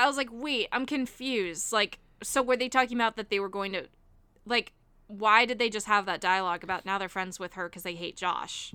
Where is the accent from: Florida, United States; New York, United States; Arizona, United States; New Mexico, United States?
Florida, United States; Miami; I grew up in Miami